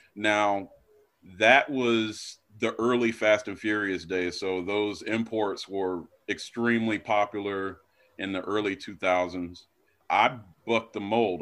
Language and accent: English; Black Mountain, North Carolina, United States; I'm from Western North Carolina in a little town called Black Mountain, which is a suburb of Asheville